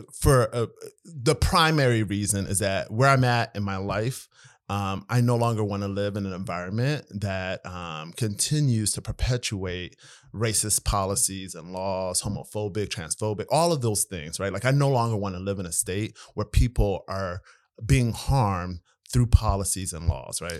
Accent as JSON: {"language": "English", "region": "Maryland", "country": "United States", "tie": "born or raised there", "also_born_or_lived": "Eritrea", "moved": "as an adult", "lives_now": "Iowa, United States", "said": "We grew up in Maryland"}